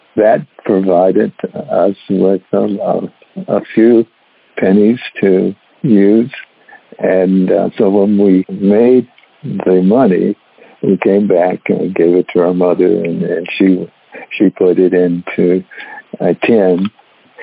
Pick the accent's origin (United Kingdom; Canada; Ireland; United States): United States; Detroit, Michigan; I grew up in Detroit, Michigan